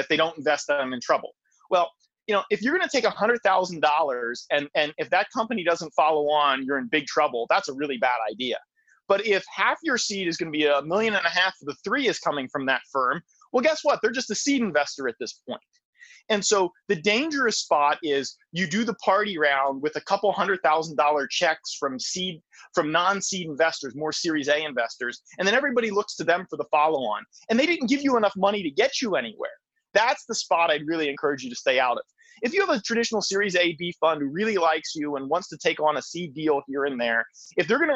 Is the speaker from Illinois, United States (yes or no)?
no; Lansdale, Pennsylvania, United States; moved away as an adult; also born or lived in Silicon Valley / Philadelphia; It's where I grew up. I grew up in Lansdale.